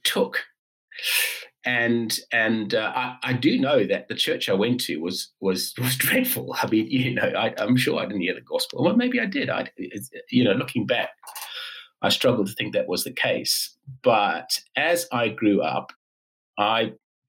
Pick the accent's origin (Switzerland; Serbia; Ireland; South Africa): South Africa; accent: South African; moved away as an adult; also born or lived in London, United Kingdom; now in Newcastle, United Kingdom; So the accent is South African, and that is because I was brought up in South Africa.